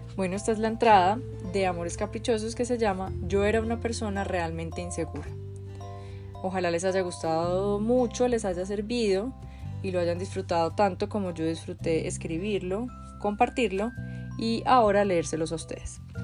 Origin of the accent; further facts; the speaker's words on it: Medellín, Antioquia, Colombia; Yo nací en Medellín, Colombia en 1985, una época de mucha violencia, muchísima, violencia en serio. Crecí yendo en el carro con mi mamá y mis hermanos